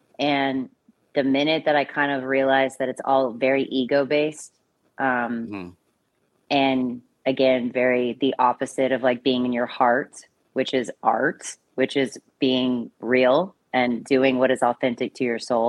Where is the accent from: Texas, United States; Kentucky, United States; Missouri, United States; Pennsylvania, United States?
Texas, United States; Austin; now in New York, United States; Yeah. Or so what New York? I did my undergrad at UT in Austin. I did radio, television, film, and I started doing films in Austin, kind of, you know, indies and short films